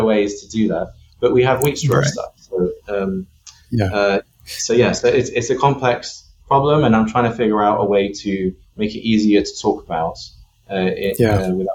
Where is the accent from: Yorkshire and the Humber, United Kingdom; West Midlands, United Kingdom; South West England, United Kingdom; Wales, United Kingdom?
South West England, United Kingdom; Bristol; moved away as an adult; also born or lived in London / San Francisco; now in United States; Bristol in the UK, and is where I grew up.